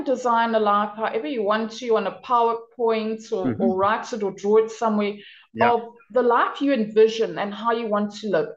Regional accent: Durban, KwaZulu-Natal, South Africa; moved away as an adult; now in Denmark; I was born and raised in South Africa on the East Coast in a city called Durban in KwaZulu-Natal

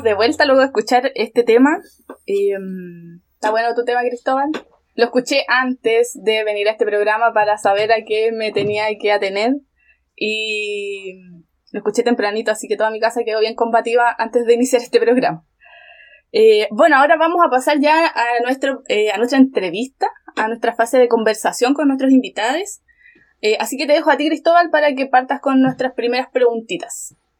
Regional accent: San Javier, Maule, Chile; Yo pertenezco a una comuna que es súper chiquitita, que es San Javier, que está al sur de Talca.

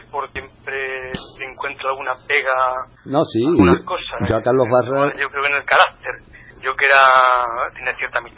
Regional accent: Castilla-La Mancha, Spain; regiones como la nuestra de Castilla-Mancha

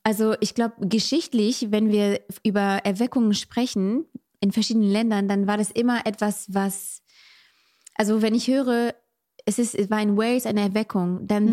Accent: France; moved away; Ich bin in Frankreich aufgewachsen

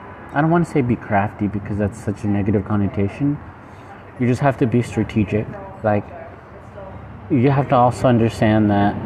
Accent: United States; I'm American

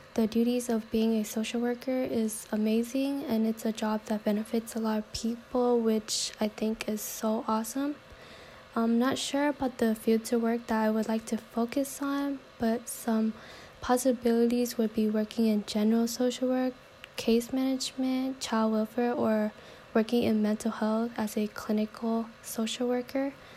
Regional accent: San Diego, California, United States; also born or lived in Vietnam; I basically grew up in San Diego since I don't recall much memories from Vietnam

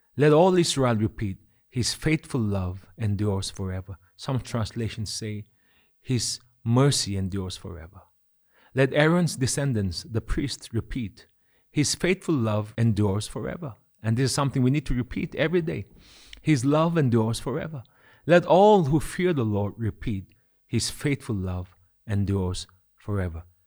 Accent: Kohima, Nagaland, India; as a child growing up in Kohima.

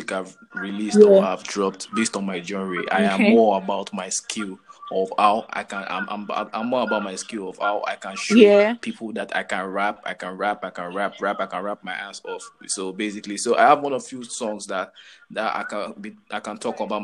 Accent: Lagos, Nigeria; I'm from Lagos, Nigeria, Lagos City.

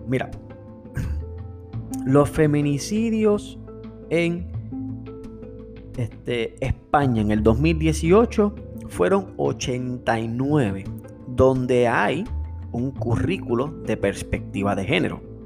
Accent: Puerto Rico; nosotros como puertorriqueños

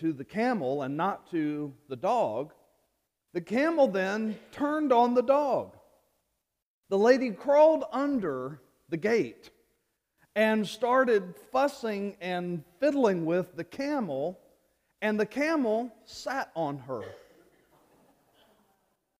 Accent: Louisiana, United States; moved away; my home state of Louisiana

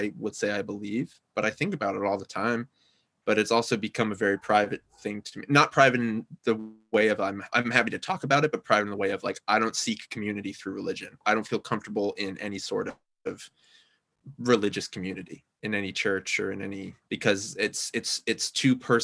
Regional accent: Yonkers, New York, United States; I'm from Westchester, New York, which is a pretty ordinary place

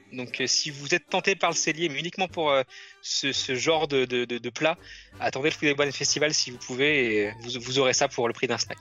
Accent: France; le Rainforest Café qu'on a chez nous à Disneyland Paris

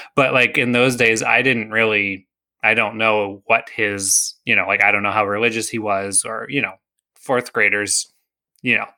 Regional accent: United States; I was born in the United States to Christian parents

